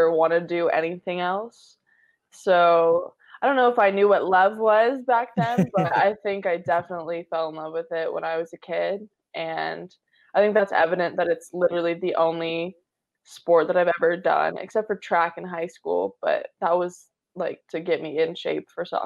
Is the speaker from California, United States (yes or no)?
yes; Orange County, California, United States; growing up in Orange County